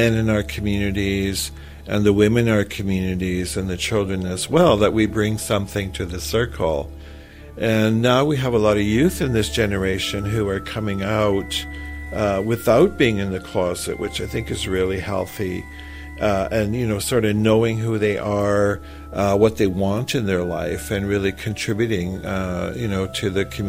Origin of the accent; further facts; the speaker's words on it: Manitoba, Canada; I'm the co-director of the Two-Spirited People of Manitoba. And I'm from the Cree Nation.